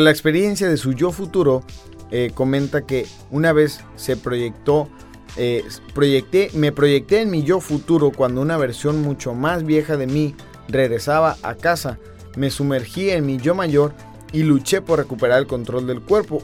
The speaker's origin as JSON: {"language": "Spanish", "country": "Argentina", "moved": "yes", "lives_now": "Tijuana, Mexico", "said": "los argentinos vengamos a México"}